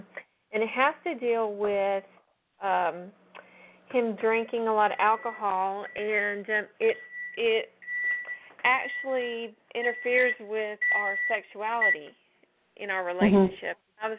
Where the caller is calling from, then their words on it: Georgia, United States; I'm calling from Georgia.